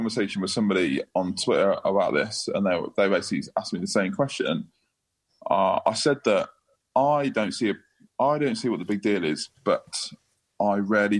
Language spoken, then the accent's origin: English; England, United Kingdom; Because we're English, not because of anything else.